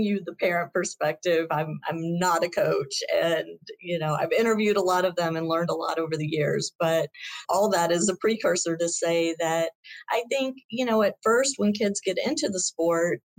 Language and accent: English; Shreveport, Louisiana, United States; we grew up together in Shreveport, Louisiana, and we're on a high school team together